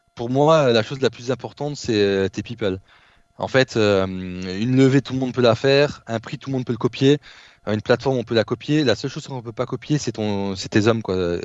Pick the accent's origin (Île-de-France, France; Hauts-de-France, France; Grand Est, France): Grand Est, France; Behren-lès-Forbach; moved away as an adult; also born or lived in Nancy / Lithuania / Poitiers; Donc petite euh, ville, BRN les Forbach. Euh, donc c'est une cité de, 10 000 habitants, euh, anciennement cité la plus pauvre de France. 70% de, il y avait 70% auprès des jeunes de taux de chômage et 35% de taux de pauvreté. Et en fait, donc j'ai grandi dans cette ville